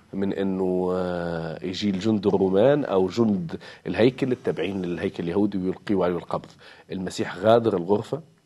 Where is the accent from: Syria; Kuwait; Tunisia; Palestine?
Tunisia; نحن كتونسيين وتوانسه